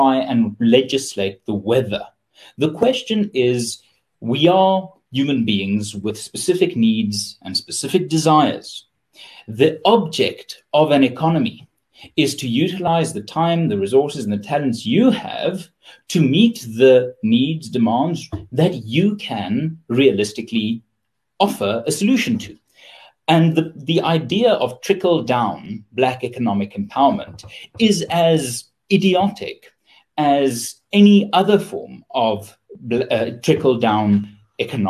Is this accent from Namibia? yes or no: no; Pretoria, Gauteng, South Africa; I'm from Pretoria.